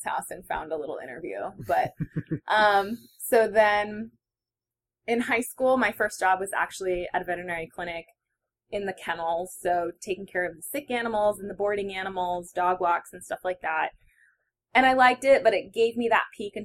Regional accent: Albany, New York, United States; I grew up in Albany, New York, about halfway between Montreal and New York City

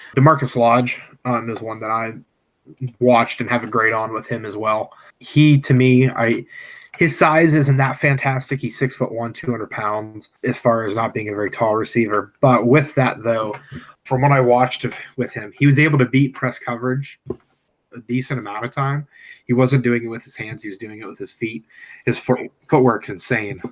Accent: Clarion, Pennsylvania, United States; I'm from Clarion

